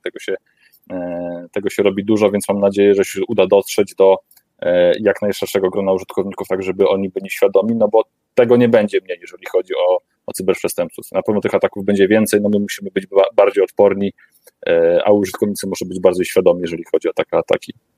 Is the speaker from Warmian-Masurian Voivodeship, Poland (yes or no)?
yes; Warmian-Masurian Voivodeship, Poland; pochodzę trochę z tamtych rejonów